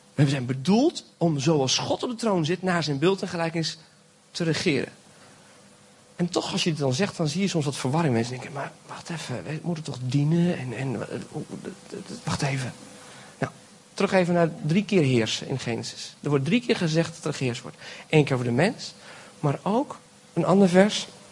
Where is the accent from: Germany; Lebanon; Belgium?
Belgium; now in Friesland, Netherlands; Ik ben geboren in België, maar ik heb Nederlandse ouders